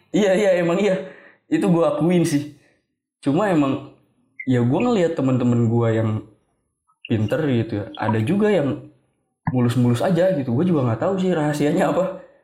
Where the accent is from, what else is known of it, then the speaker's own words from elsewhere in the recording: Bogor, West Java, Indonesia; Emang dari lahir gue di Bogor Sampai sekarang juga gue tinggal di Bogor